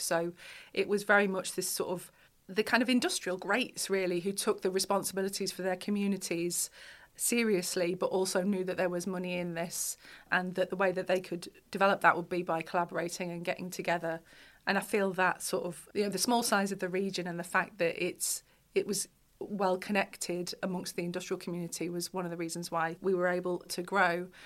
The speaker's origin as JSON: {"language": "English", "area": "Lincolnshire", "region": "East Midlands", "country": "United Kingdom", "also_born_or_lived": "North East England", "moved": "yes", "said": "I'm from Lincolnshire originally"}